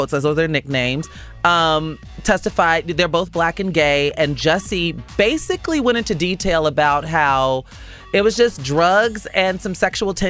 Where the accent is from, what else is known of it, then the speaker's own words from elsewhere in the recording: Chicago, Illinois, United States; my hometown of Chicago